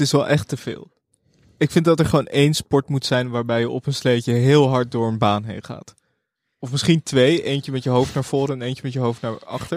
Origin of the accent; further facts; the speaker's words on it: Amsterdam, North Holland, Netherlands; ik kom ook uit Amsterdam